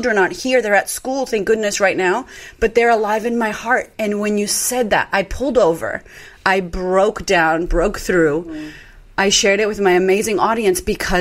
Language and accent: English; United States; moved away as an adult; now in Australia; I'm American, but I live in Australia now